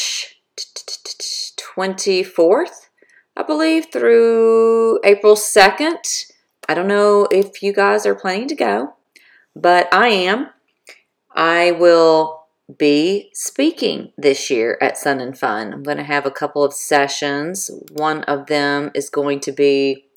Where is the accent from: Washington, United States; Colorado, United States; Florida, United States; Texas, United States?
Florida, United States; moved away; I am from Florida originally